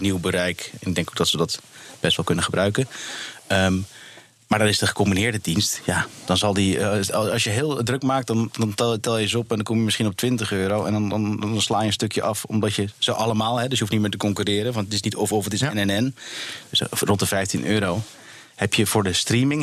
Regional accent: Netherlands; als Nederlander

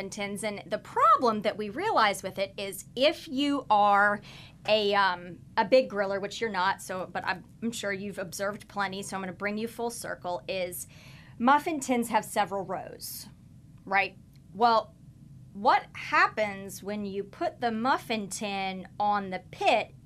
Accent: Kansas, United States; moved away; I'm not from here. I'm originally from Kansas. So I'm a born and raised meat and potatoes cattle girl.

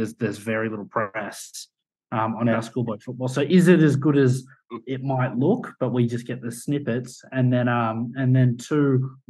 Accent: Australia; as an Aussie

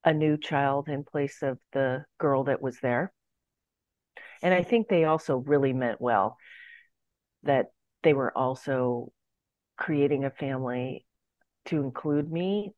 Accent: San Francisco, California, United States; I was born in San Francisco

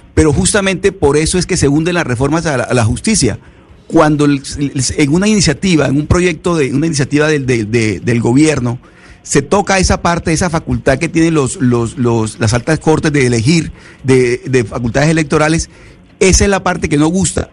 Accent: Venezuela; now in Panama; soy venezolano

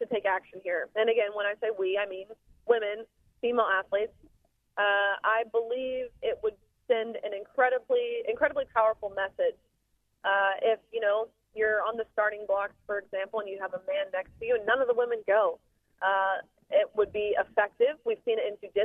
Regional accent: Nashville, Tennessee, United States; Nashville, which is my hometown

